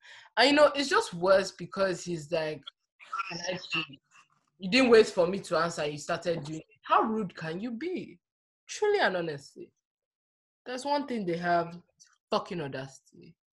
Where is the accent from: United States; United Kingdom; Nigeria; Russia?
Nigeria; Nigeria is just a cesspool of nonsense. But it's my hometown